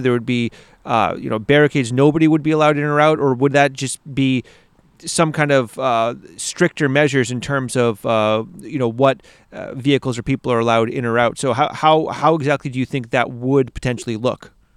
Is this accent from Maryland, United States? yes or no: no; Maine, United States; moved away as an adult; now in Latvia; growing up in Maine